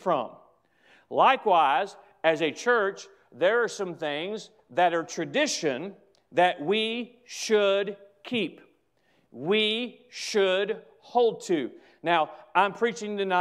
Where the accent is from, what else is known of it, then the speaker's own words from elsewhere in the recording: United States; I'm an American